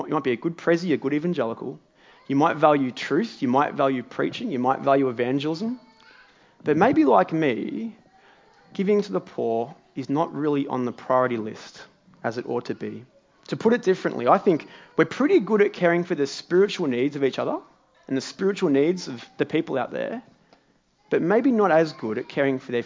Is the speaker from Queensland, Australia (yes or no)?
no; Morwell, Victoria, Australia; now in Melbourne, Australia; my hometown of Morwell.